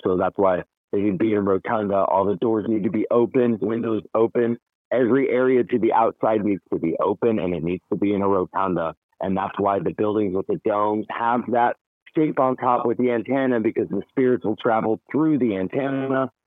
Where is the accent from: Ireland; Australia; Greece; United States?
United States; West Coast; being born and raised on the West Coast